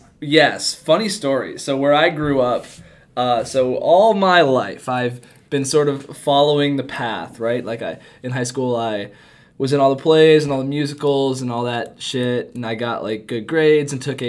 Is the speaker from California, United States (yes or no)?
no; Spring Lake, Michigan, United States; I am from Spring Lake, Michigan, which is on the west side of Michigan.